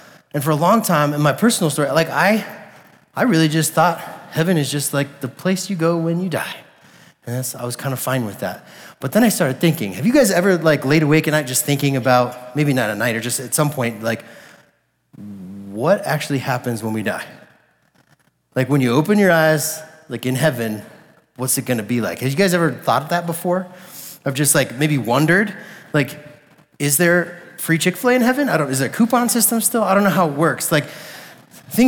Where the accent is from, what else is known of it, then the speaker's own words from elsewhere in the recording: Colorado, United States; I was like born and raised in Colorado